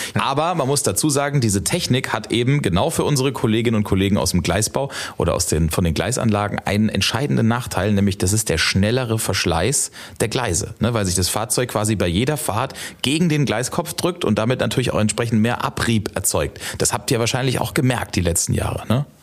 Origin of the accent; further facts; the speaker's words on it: Ludwigshafen, Rhineland-Palatinate, Germany; Ich bin in Rheingönheim aufgewachsen